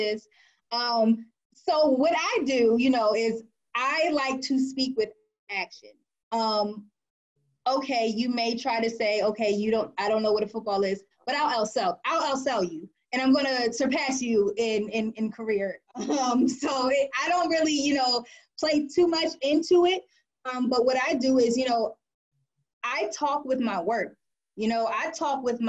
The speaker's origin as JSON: {"language": "English", "region": "Delaware", "country": "United States", "tie": "born or raised there", "moved": "as an adult", "lives_now": "Washington, D.C., United States", "said": "I was born and raised in the area, born and raised in Delaware"}